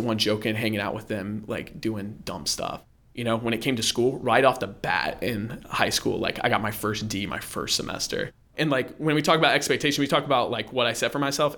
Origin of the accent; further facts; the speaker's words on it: Orlando, Florida, United States; moved away; I grew up in Central Florida, um, the Orlando area